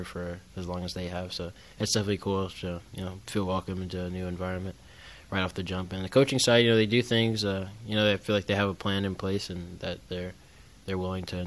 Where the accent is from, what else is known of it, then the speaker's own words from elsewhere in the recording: Florida, United States; back in my home state of Florida